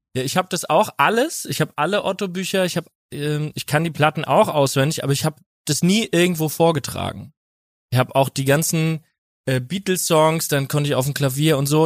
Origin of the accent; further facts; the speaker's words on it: Winnweiler, Rhineland-Palatinate, Germany; aus Winnweiler aus der Pfalz